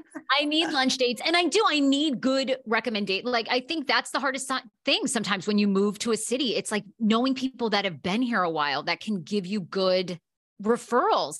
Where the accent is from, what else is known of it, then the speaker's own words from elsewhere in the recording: Maine, United States; also born or lived in Washington, D.C.; now in Los Angeles, United States; I'm from Maine originally